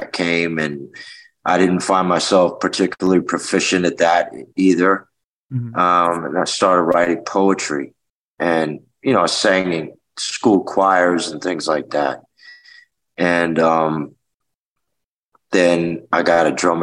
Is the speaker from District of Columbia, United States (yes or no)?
yes; Washington, District of Columbia, United States; also born or lived in Memphis, Tennessee / Vernon, Texas; I grew up in Washington, D.C.